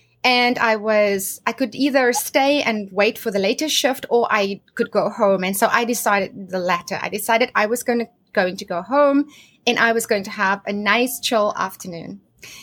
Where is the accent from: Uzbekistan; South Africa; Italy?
South Africa; So I grew up in South Africa, and I was born in a small town, and I grew up on a farm with my family.